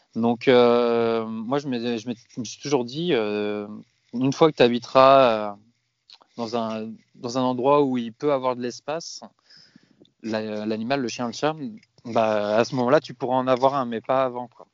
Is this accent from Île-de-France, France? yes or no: yes; Rueil-Malmaison, Île-de-France, France; moved away as an adult; also born or lived in Madrid, Spain / Asturias, Spain; now in Spain; je viens à la base de région parisienne, Roy-Malmaison